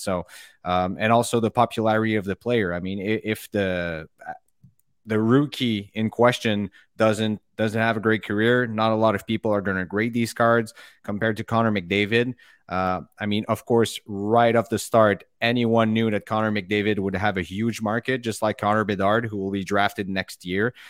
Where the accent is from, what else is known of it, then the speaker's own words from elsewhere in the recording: Montreal, Quebec, Canada; growing up in Montreal, as you know, hockey is religion here